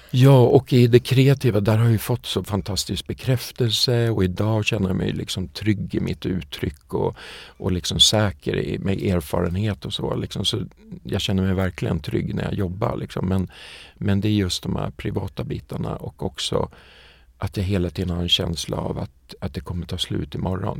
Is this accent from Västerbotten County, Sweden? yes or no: no; Västerås, Västmanland, Sweden; Alltså jag kommer från Västerås och en liten villastad utanför, eller villaby eller vad man ska säga, utanför Västerås som heter Hökåsen